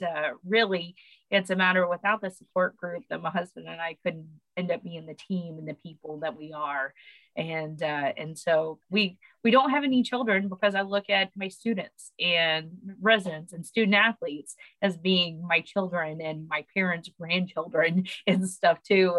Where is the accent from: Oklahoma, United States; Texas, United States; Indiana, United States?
Oklahoma, United States; now in Louisiana, United States; My family still lives in Oklahoma